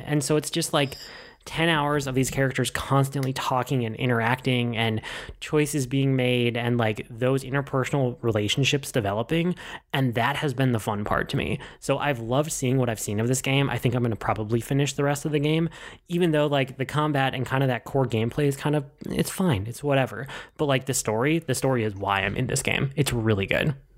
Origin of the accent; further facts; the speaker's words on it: Minnesota, United States; a native Minnesotan